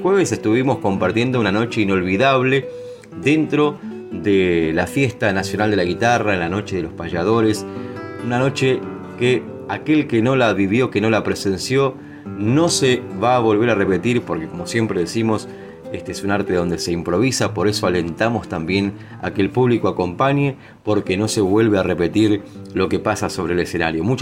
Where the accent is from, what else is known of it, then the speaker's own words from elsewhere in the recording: San Vicente, Argentina; El caso de, San Vicente, el de mi pueblo